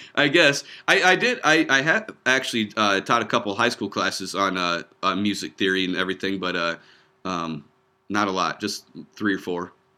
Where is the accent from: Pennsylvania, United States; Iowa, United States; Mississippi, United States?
Iowa, United States; also born or lived in Lincoln; we're about an hour and a half north of there. Um, uh, small town, uh, population like six hundred people is where we grew up